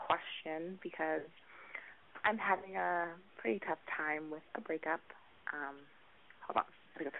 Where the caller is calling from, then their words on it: Maryland, United States; I'm calling from the East Coast. I'm nowhere near California. I'm actually in the lovely state of Maryland